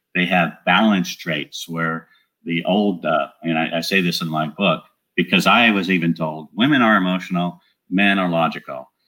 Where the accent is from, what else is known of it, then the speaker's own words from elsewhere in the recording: Southern California, United States; moved away as an adult; also born or lived in San Antonio, Texas; now in Great Smoky Mountains, United States; I'm from Southern California, where I was born and raised